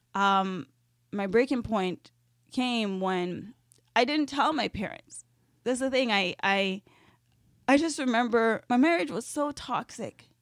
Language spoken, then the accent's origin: English; Jamaica; now in Canada; I am Jamaican and I was born in Jamaica, I was raised in Jamaica half of my life.